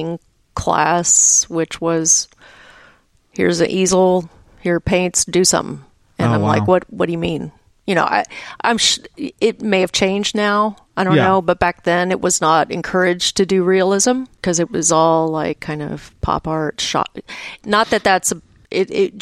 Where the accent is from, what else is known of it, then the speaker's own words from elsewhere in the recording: Dallas, Texas, United States; I grew up in Dallas